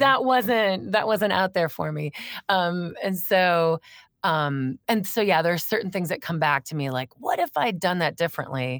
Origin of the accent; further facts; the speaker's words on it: Crystal Lake, Illinois, United States; moved away as an adult; also born or lived in New York City; I grew up in Crystal Lake